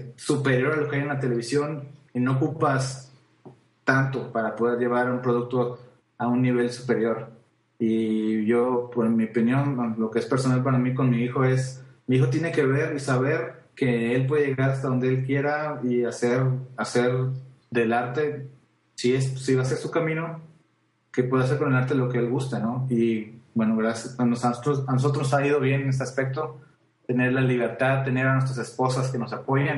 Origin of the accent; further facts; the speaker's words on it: Mexico; yo soy mexicano